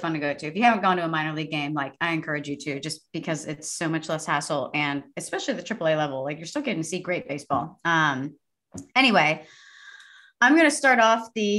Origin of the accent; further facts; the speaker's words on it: Sugar Land, Texas, United States; moved away; I'm from Sugarland.